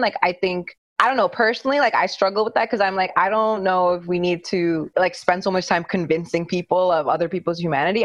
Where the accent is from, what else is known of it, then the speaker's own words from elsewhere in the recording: India; I'm Indian